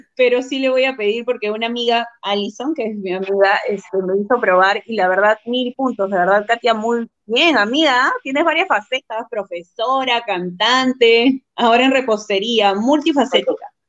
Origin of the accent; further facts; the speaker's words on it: Huacho, Lima, Peru; also born or lived in Chiclayo, Peru; Vivo ah, en Guacho. Vivo desde los cinco años. O sea, tengo 23 años acá en Guacho.